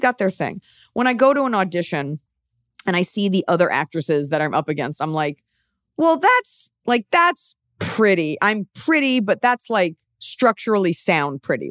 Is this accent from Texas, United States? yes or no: yes; Dallas, Texas, United States; I'm from Dallas, where, like, everything's a corporate restaurant